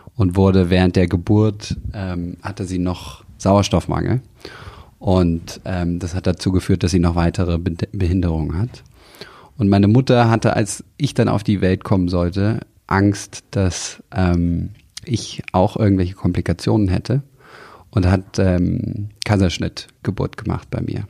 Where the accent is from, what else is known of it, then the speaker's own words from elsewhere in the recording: near Tegernsee, Bavaria, Germany; ich bin aufgewachsen in der Nähe vom Tegernsee in den Bergen, in Kreuz